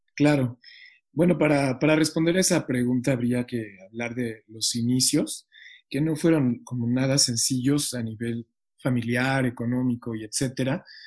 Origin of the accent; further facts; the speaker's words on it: Mexico City, Mexico; Yo crecí en Iztapalapa